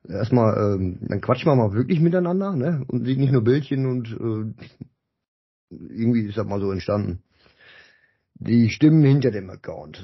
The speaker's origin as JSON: {"language": "German", "town": "Dinslaken", "region": "North Rhine-Westphalia", "country": "Germany", "said": "Ich komme auch aus der Ecke, so Dienstlagen, Ecke Duisburg"}